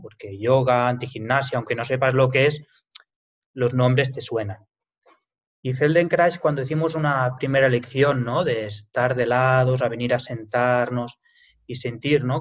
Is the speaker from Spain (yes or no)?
yes; Lleida, Catalonia, Spain; yo soy, nací aquí realmente, aquí en Lleida